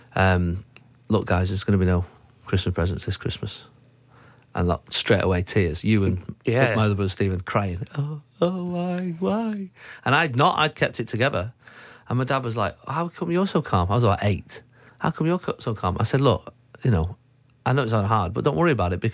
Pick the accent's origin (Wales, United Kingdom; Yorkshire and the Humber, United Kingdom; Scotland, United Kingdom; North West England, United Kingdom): North West England, United Kingdom; Manchester; We grew up in Manchester, here where we're actually recording the show today